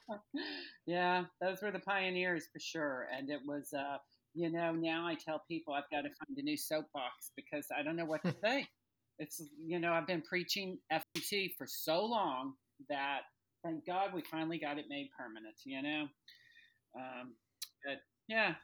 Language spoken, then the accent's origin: English; Louisville, Kentucky, United States; moved away as an adult; now in southern Indiana, United States; I'm from Louisville, Kentucky, but I actually reside across the river in southern Indiana.